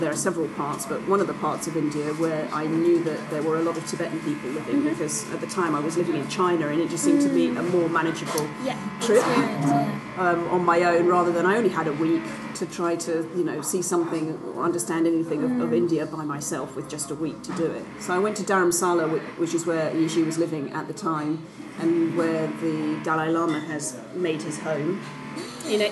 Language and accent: English; London, United Kingdom; now in Oxford, United Kingdom; I was born in London and I went to fantastic schools